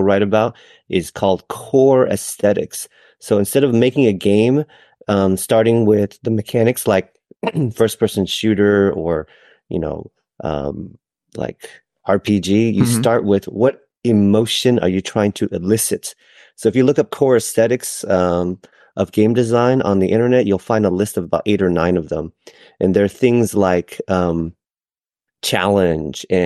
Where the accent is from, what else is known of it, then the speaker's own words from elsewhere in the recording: Dallas, Texas, United States; now in Sacramento, United States; I grew up in Dallas, and I live in California now